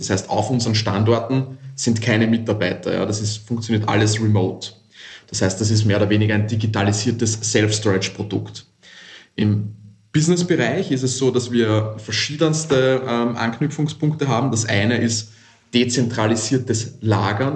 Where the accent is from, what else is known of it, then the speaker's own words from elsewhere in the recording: Vienna, Austria; ich komme nicht aus Hamburg, ich komme aus dem wunderschönen Wien aus Österreich